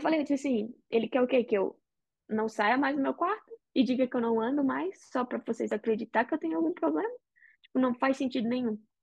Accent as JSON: {"language": "Portuguese", "country": "Brazil", "moved": "yes", "lives_now": "United States", "said": "a gente é brasileiro."}